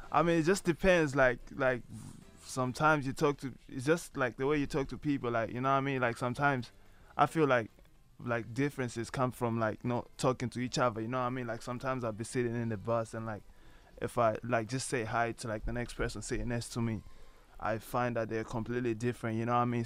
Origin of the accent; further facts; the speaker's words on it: Malawi; now in Ireland; I'm originally from Malawi.